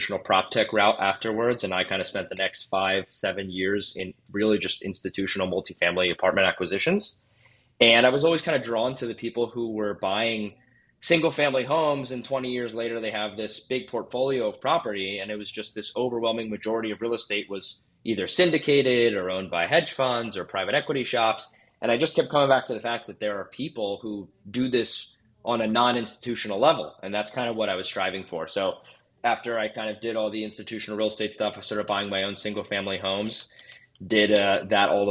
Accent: Bucks County, Pennsylvania, United States; also born or lived in Philadelphia; I am from Philadelphia proper, like you said, first generation immigrant. Grew up in Bucks County, moved to Center City, Philadelphia for school

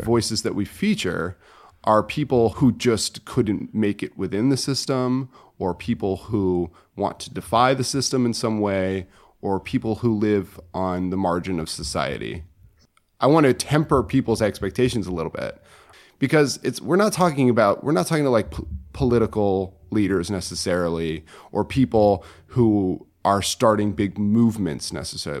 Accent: Connecticut, United States; moved away as an adult; I'm from Connecticut originally

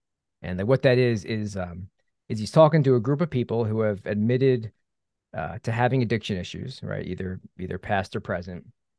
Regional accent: Philadelphia, Pennsylvania, United States; So, you know, I grew up in the Philadelphia area, Philadelphia suburbs.

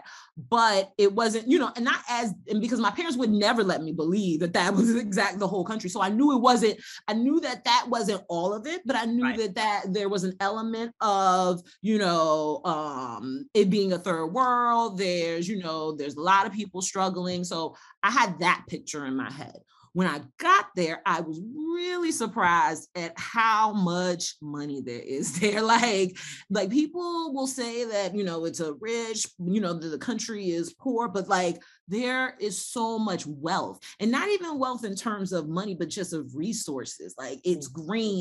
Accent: United States; also born or lived in Ghana; I'm still American.

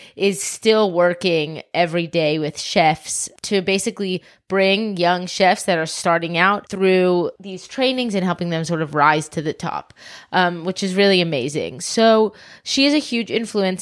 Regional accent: Atlanta, Georgia, United States; also born or lived in South Africa; born in South Africa, moved to the States when I was four, grew up in Atlanta

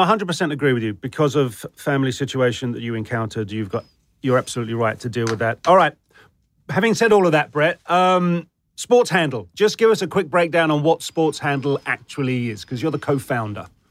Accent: United Kingdom; now in United States; as a Brit

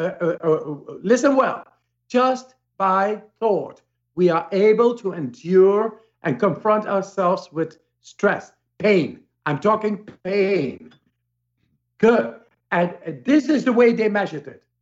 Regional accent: Amsterdam, North Holland, Netherlands; I come from Amsterdam

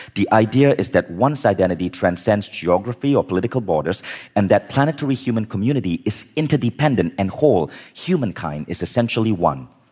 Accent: Malaysia; also born or lived in United States / New York / Berkeley; now in Kuala Lumpur, Malaysia; I was born in Malaysia

